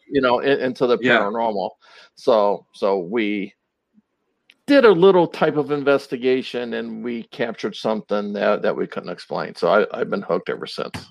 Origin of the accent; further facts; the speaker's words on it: Twinsburg, Ohio, United States; I'm originally from Northeast Ohio. Um, okay. Um, I uh, grew up in Twinsburg, Ohio